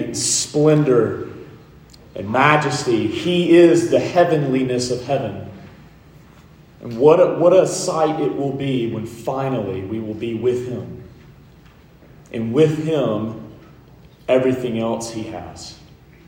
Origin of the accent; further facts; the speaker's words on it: Montgomery, Alabama, United States; I grew up in Montgomery, Alabama